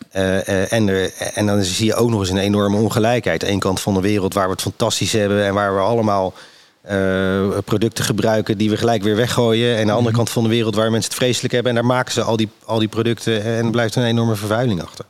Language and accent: Dutch; Rotterdam, South Holland, Netherlands; ik kom natuurlijk uit Rotterdam